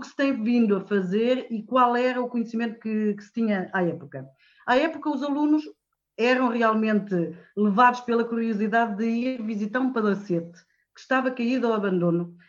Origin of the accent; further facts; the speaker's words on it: Guarda, Portugal; moved away as an adult; now in Santa Comba Dão, Portugal; Eu sou da Guarda, nem sequer sou daqui venho, sou colocada eh, em Cabanas Viriato dar aulas e vivo em Santa Combadão.